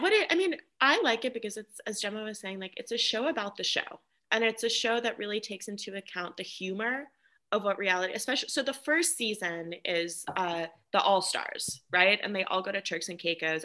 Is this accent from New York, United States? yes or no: yes; New York, United States; I grew up in New York, and like my mom grew up in New York